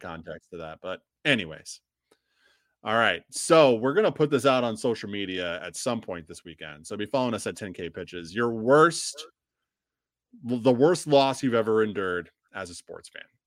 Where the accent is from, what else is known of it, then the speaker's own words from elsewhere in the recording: Illinois, United States; moved away; I'm from Illinois